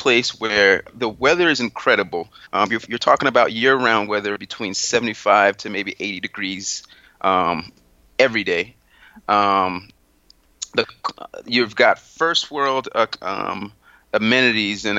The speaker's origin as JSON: {"language": "English", "region": "South Florida", "country": "United States", "tie": "born or raised there", "also_born_or_lived": "Haiti", "said": "I'm originally from Haiti. That's my heritage. I was raised in South Florida"}